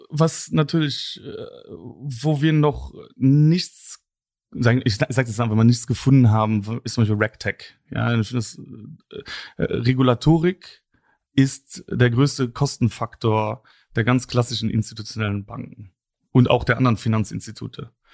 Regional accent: Luxembourg; bin selber Luxemburger

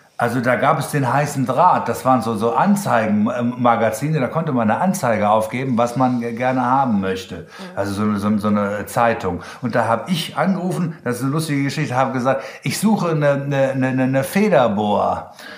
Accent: Germany; accent: German; Und dann auch noch mein deutscher Akzent

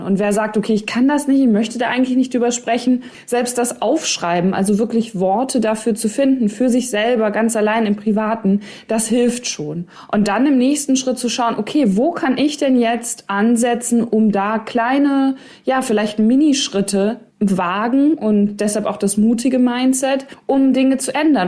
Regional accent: Ostwestfalen-Lippe, North Rhine-Westphalia, Germany; also born or lived in Cologne; Ich komme ja aus Ostwestfalen, Lippe, also OWL.

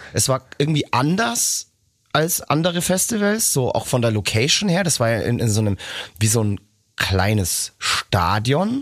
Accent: Nuremberg, Bavaria, Germany; in meine Geburtsstadt nach Nürnberg

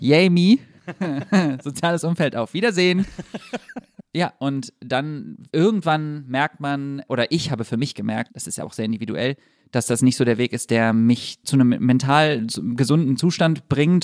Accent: Düsseldorf, North Rhine-Westphalia, Germany; Ich bin in Düsseldorf aufgewachsen.

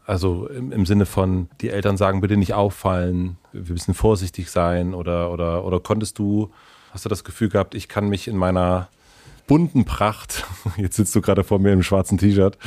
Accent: southern Brandenburg, Germany; Ich komme aus Südbrandenburg, 2000 Menschen

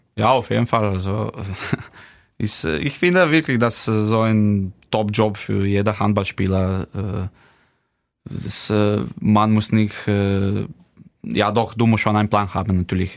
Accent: Slovenia; German is a second language; moved away as an adult; now in Kiel, Germany; bei uns in Slowenien

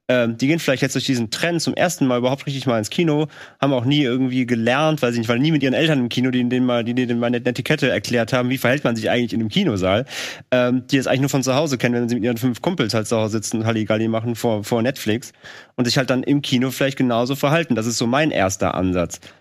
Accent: Rhineland, Germany; in unserem kleinen, äh, Kleinstadtkino in meiner Heimat in, im Rheinland

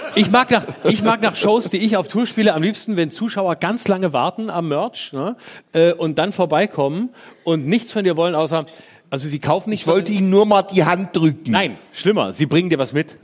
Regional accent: Baden-Württemberg, Germany; Ich aus Baden-Württemberg

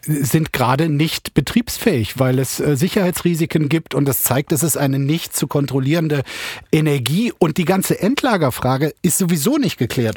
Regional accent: Bergisch Gladbach, North Rhine-Westphalia, Germany; ich bin gebürtig aus Bergisch Gladbach

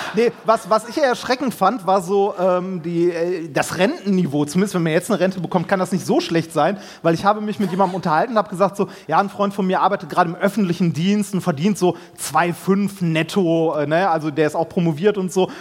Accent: Essen, North Rhine-Westphalia, Germany; ich bin in Essen-Altendorf groß geworden

